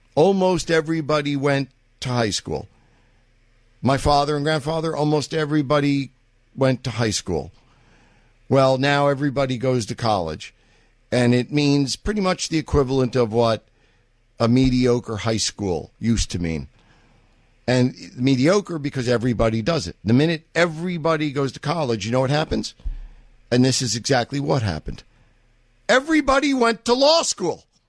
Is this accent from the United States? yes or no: yes; New York City, New York, United States; I'm from Manhattan